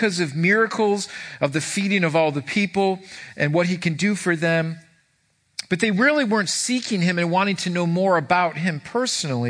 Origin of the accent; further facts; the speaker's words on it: Irondequoit, New York, United States; I grew up in Irondequoit